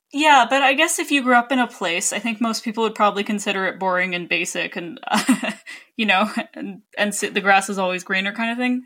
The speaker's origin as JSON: {"language": "English", "country": "Canada", "said": "as a Canadian"}